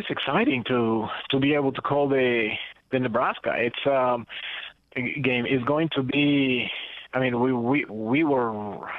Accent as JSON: {"language": "English", "country": "Costa Rica", "tie": "born or raised there", "also_born_or_lived": "Guatemala", "second_language": "English", "said": "growing up in Central America, you know, Costa Rica and Guatemala, it was more about soccer"}